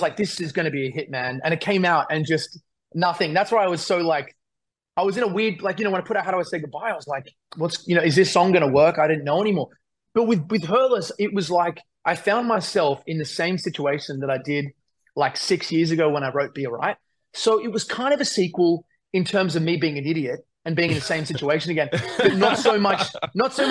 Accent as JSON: {"language": "English", "country": "Australia", "said": "as an Australian"}